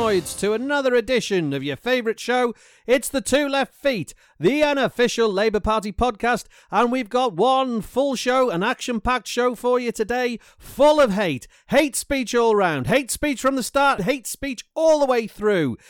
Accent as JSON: {"language": "English", "area": "Welsh", "region": "Wales", "country": "United Kingdom", "said": "I'm Welsh"}